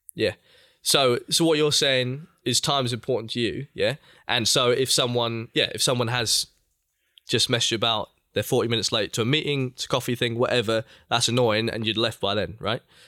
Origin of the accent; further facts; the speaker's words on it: England, United Kingdom; as an English um, been brought up in England